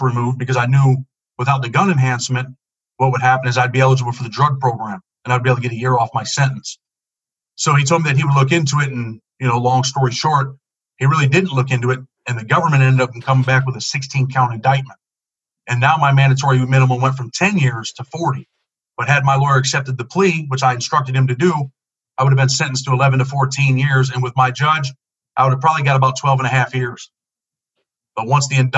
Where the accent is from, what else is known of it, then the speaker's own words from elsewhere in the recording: Rochester, New York, United States; I grew up in Rochester, New York, in the inner city, single mother and a younger sister.